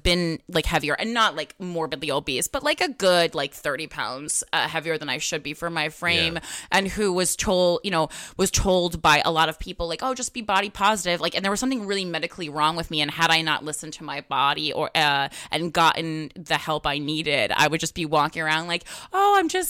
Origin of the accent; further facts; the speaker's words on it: Union, New Jersey, United States; Yeah, that's how I grew up. And I mean, I'm from Union, New Jersey.